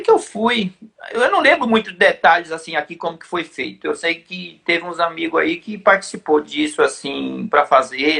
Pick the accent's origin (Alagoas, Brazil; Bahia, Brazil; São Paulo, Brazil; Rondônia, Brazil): São Paulo, Brazil; Eu falei, não, mas eu sou de lá